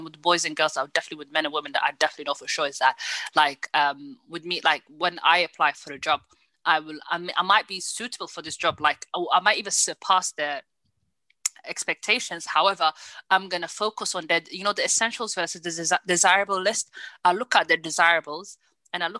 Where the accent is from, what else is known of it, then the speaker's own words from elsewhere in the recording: the north of England, United Kingdom; me being especially from the north